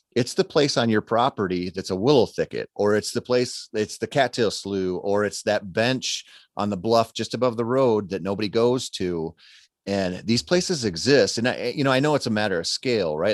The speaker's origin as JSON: {"language": "English", "region": "Minnesota", "country": "United States", "tie": "born or raised there", "said": "I grew up in Minnesota"}